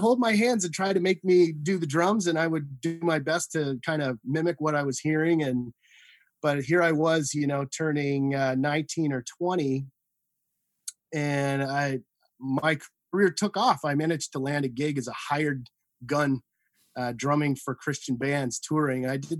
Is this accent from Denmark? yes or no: no; Saint John, New Brunswick, Canada; I mean, I grew up on the East Coast in St. John, New Brunswick. To all my East Coasters out there. I graduated from St. John High School.